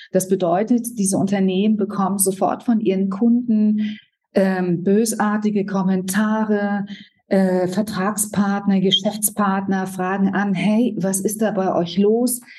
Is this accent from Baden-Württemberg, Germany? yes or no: no; Berlin, Germany; ich komme aus Berlin, bin hier geboren